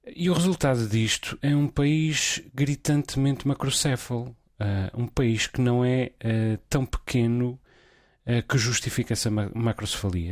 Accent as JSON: {"language": "Portuguese", "region": "Azores", "country": "Portugal", "tie": "born or raised there", "also_born_or_lived": "Lisbon, Portugal", "moved": "yes", "said": "eu, enquanto açoriano"}